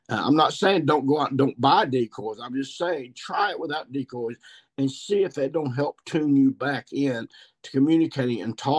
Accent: Missouri, United States; I shot two mature gobblers here in my home state of Missouri

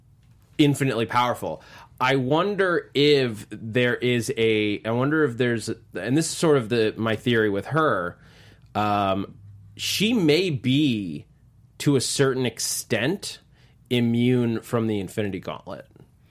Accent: New York, United States; As a New Yorker, I don't disagree with you. However, I know that that's because I'm from New York.

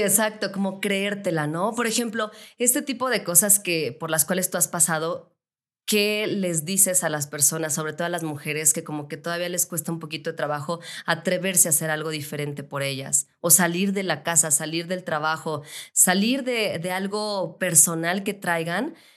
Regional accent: León, Guanajuato, Mexico; now in Mexico City, Mexico; Yo soy de León, Guanajuato, me vine aquí a la Ciudad de México

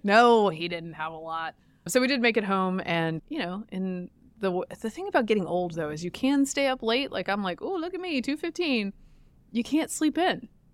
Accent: the South, Southern United States, United States; now in Washington, D.C., United States; I, as a Southerner

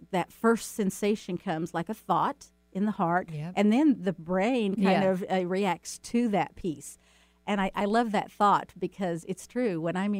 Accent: the South, United States; And, you know, I'm from the South.

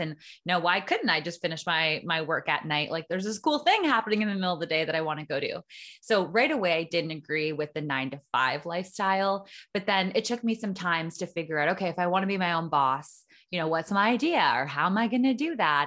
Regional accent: small town four hours north of Toronto, Ontario, Canada; moved away as an adult; now in Costa Rica; I was born in a small town about four hours north of Toronto and lived in Canada basically my whole life

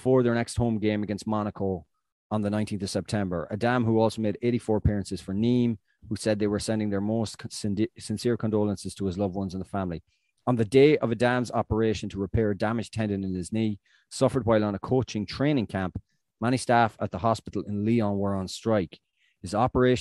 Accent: Ireland; myself as an Irish person

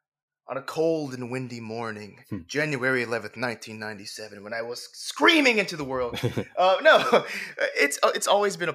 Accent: Alabama, United States; also born or lived in Atlanta; now in New York, United States; I grew up in Alabama. Okay. I am a Southern boy through and through.

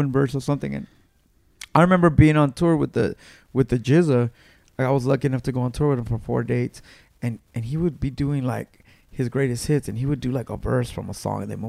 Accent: Los Angeles, California, United States; I grew up in Mid-City, California, so there's a Mid-City swap meet

